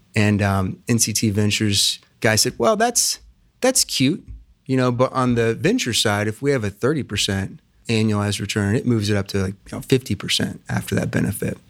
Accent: Plain City, Ohio, United States; also born or lived in Oxford, Ohio / Chicago; I grew up out in Plain City

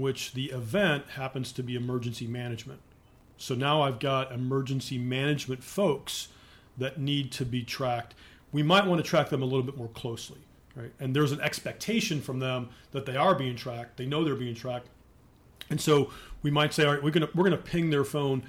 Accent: Cleveland, Ohio, United States; also born or lived in Northern Virginia; now in Columbus, United States; I'm from Cleveland, Northeast Ohio, a place called Mayfield, which is on the east side of Cleveland

